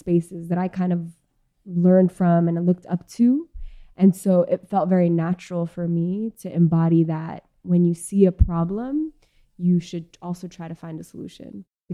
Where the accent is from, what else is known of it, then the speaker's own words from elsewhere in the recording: New York City, New York, United States; I was born and raised in Queens, New York